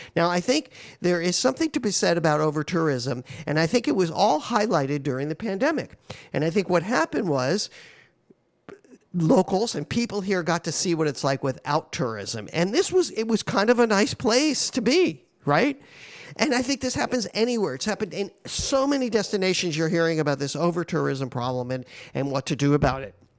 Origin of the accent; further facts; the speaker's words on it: Hawaii, United States; I'm from Hawaii